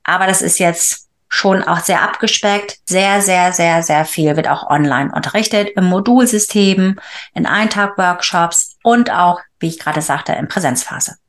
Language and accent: German; Wilhelmshaven, Lower Saxony, Germany; moved away as an adult; also born or lived in Bremen; now in England; komme ursprünglich aus Friesland, ja, ähm, geboren in Wilhelmshaven, aber mein Erwachsenenleben, sage ich immer, hat in Bremen angefangen